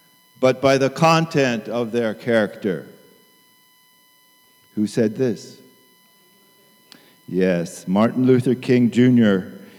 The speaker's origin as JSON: {"language": "English", "region": "Tokyo", "country": "Japan", "tie": "born or raised there", "said": "I grew up in Tokyo as a missionary kid and attended Tokyo Union Church."}